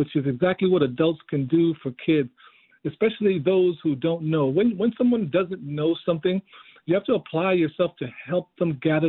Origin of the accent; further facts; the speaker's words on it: Panama; now in United States; growing up in Panama in the 60s, as far as that's concerned, all my family in Panama, my grandmother and her 7 kids were moving up into the United States from 1959 on.